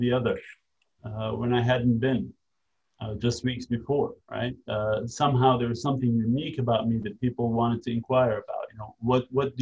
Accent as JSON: {"language": "English", "town": "New York City", "region": "New York", "country": "United States", "tie": "born or raised there", "also_born_or_lived": "Syria", "said": "I grew up in Brooklyn, New York"}